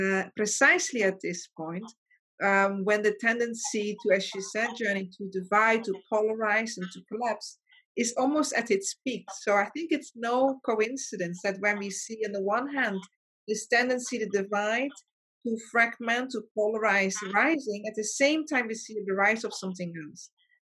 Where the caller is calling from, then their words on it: Mauritius; I'm phoning from Mauritius. That's a very small island.